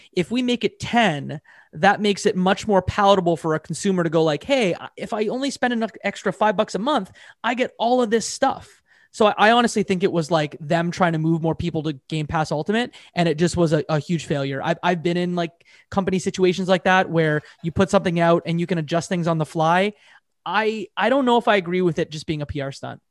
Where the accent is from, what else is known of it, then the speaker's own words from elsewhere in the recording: Canada; I'm a Canadian